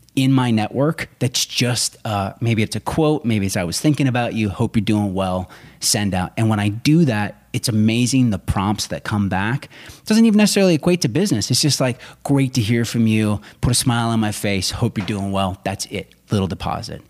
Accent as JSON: {"language": "English", "town": "Rochester", "region": "Minnesota", "country": "United States", "tie": "born or raised there", "said": "I grew up in southern Minnesota"}